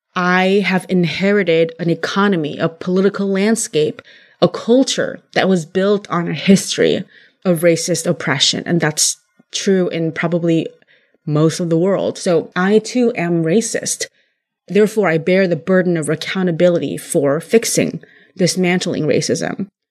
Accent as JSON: {"language": "English", "region": "California", "country": "United States", "tie": "born or raised there", "said": "I was raised in California"}